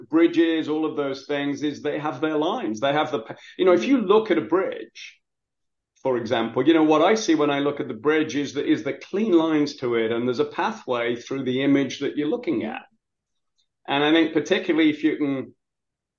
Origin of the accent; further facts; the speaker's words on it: England, United Kingdom; now in Baltimore, United States; I grew up in England in the industrial, you know, where the first industrial revolution went on. And so I grew up around coal mines and steelworks